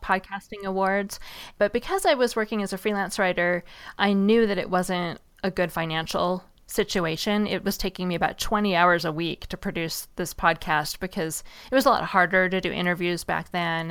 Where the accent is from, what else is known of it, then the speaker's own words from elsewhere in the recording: Seattle, Washington, United States; I grew up in Seattle, and it rains a lot there